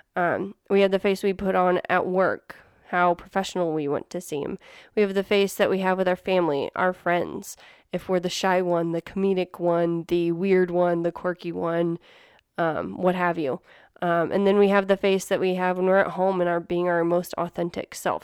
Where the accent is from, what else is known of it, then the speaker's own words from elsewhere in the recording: Midwest, United States; now in New Mexico, United States; Neil and I grew up in the Midwest